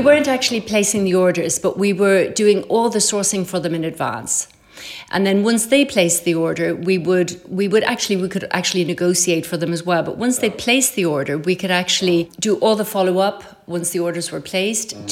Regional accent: Ireland; moved away as an adult; now in Paris, France; growing up in Ireland in the countryside

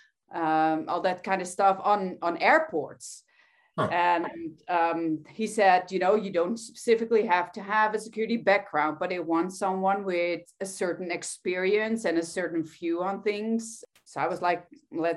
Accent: Netherlands; I'm from the Netherlands

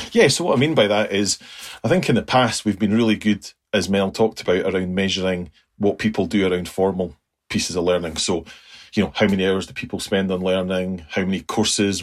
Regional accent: United Kingdom; us being very British

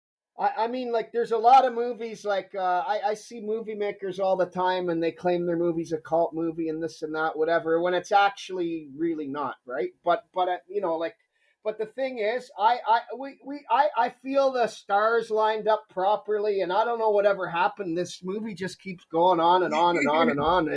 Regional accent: Toronto, Ontario, Canada; also born or lived in Scarborough; I was born and raised in Toronto

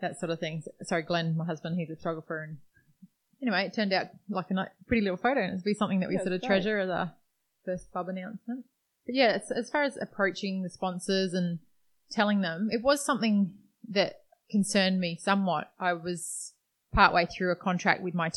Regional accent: Perth, Western Australia, Australia; we grew up in Perth, Western Australia.

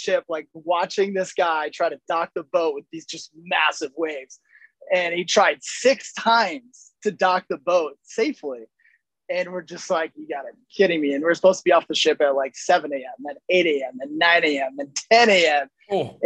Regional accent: Grand Rapids, Michigan, United States; Growing up in Grand Rapids

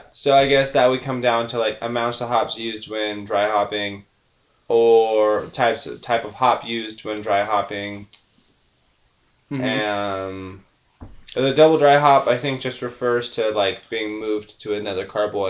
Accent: California, United States; I'm actually from California

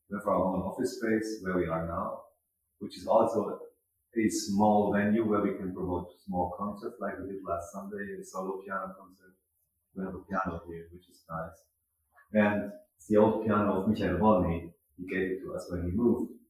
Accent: Mannheim, Baden-Württemberg, Germany; I'm from Mannheim

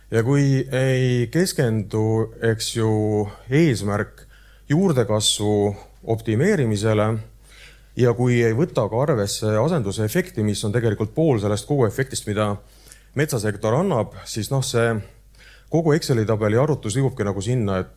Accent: Ida-Viru County, Estonia; no siis lähed veel sinna, ütled, ma olen ka Ida-Virumaalt, eks ju, siis vaadatakse, okei okay,, intressid natuke kõrgemad, riskimarginaalid kõrgemad.

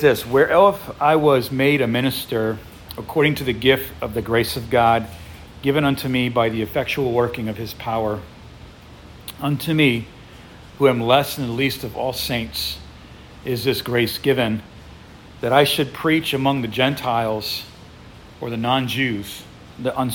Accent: United States; also born or lived in Ukraine; growing up as an American

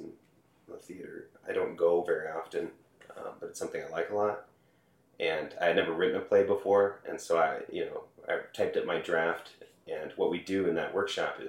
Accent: St. Louis Park, Minnesota, United States; I'm from Minneapolis, Minnesota. Okay. Yeah. We grew up in the suburb called St. Louis Park

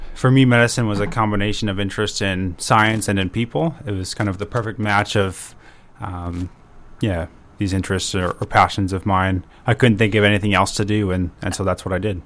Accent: Beresford, South Dakota, United States; also born or lived in Virginia; now in Brookings, United States; I grew up in Beersford

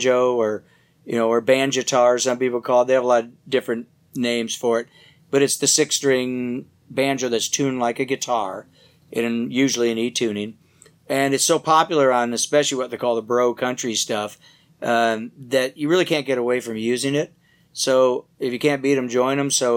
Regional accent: Detroit, Michigan, United States; moved away as an adult; also born or lived in California; I grew up originally in the Detroit area and left there for California when I was about 20 years old

